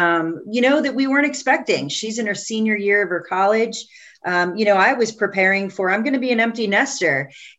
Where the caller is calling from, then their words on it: Columbus, Ohio, United States; So I'm calling from Columbus, Ohio